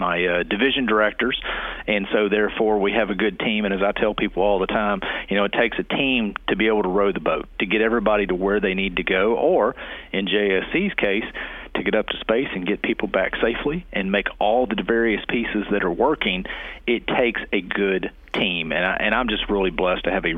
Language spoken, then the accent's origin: English; Hockley, Texas, United States; I grew up northwest out of Houston, a little town called Hockley